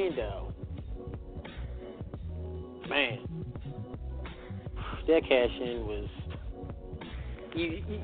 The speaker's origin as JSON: {"language": "English", "town": "Baltimore", "region": "Maryland", "country": "United States", "tie": "born or raised there", "said": "my hometown, in Baltimore, Maryland."}